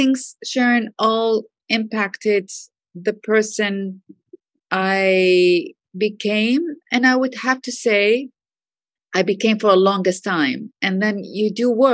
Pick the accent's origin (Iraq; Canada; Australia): Iraq; I grew up in Iraq